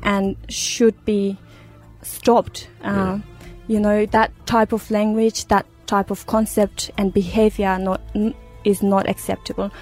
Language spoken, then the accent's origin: English; Uruzgan, Afghanistan; moved away; I was born in Uruzgan province of Afghanistan